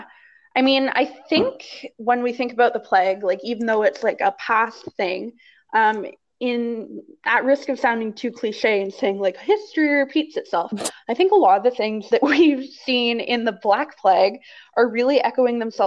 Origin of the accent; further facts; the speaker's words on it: Canada; we are Canadian